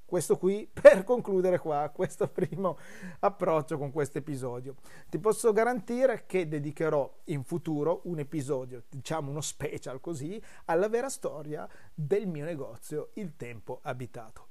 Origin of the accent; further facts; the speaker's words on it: Brusasco, Piedmont, Italy; elementare, andavo verso la terza, mi ricordo, e le scuole erano proprio di fronte al negozio, in questo incrocio che c'è tutt'oggi a Brusasco